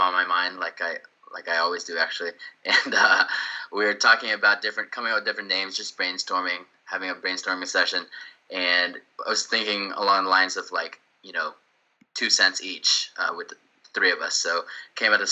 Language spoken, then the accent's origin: English; Houston, Texas, United States; also born or lived in Sugar Land, Texas; live in Houston, born and raised in Houston, and residing specifically in Sugarland, Texas now